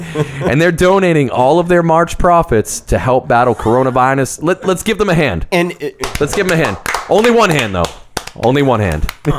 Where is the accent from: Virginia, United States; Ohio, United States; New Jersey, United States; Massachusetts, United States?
Massachusetts, United States; we're recording this in New Hampshire, but we're both from Mass.